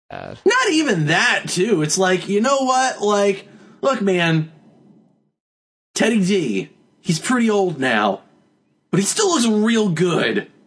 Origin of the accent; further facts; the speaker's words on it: Texas, United States; I'm from Texas, and what is this?